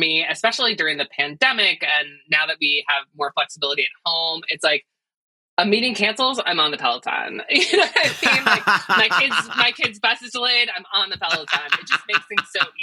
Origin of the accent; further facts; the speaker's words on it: Jersey Shore, New Jersey, United States; I'm a Jersey Shore girl